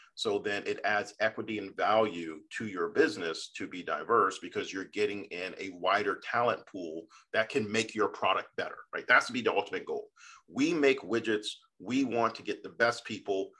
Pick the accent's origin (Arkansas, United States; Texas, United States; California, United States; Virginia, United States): Virginia, United States; Fairfax County, Northern; being a Northern Virginian from Fairfax County, which is General Washington's county